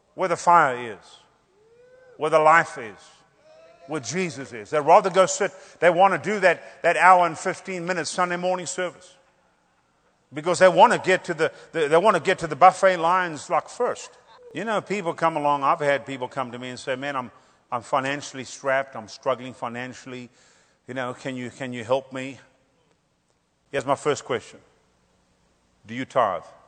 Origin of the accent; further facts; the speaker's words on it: South Africa; growing up in Pentecost, we saw some great moves of God. I mean, we, we had some ministers that, that would come through our churches we had in South Africa